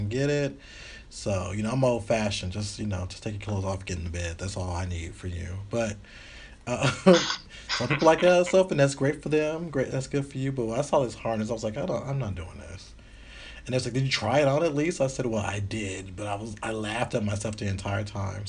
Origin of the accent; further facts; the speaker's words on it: the South, United States; I'm from the South.